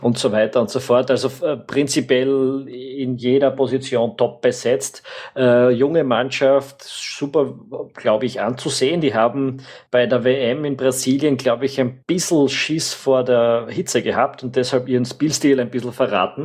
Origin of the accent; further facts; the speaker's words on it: Austria; als Österreicher